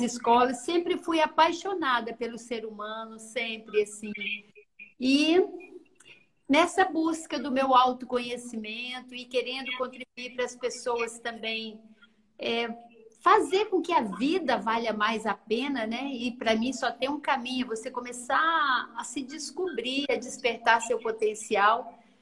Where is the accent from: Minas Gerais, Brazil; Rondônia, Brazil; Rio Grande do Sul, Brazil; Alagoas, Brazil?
Minas Gerais, Brazil; interior of; accent: mineira; moved away as an adult; now in Vitória, Brazil; eu vim da roça, do interior de Minas